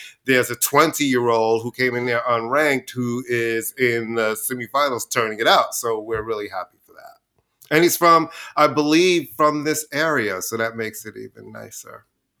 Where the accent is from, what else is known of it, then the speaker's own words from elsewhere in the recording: New York City, New York, United States; growing up in Queens, we used to go to Shea Stadium.